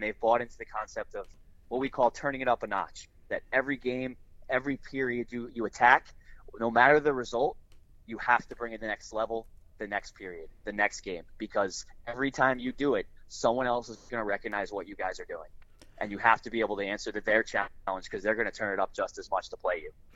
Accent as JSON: {"language": "English", "town": "Milford", "region": "Connecticut", "country": "United States", "tie": "born or raised there", "said": "I grew up in Milford. I grew up on the uh, the shoreline a little bit more"}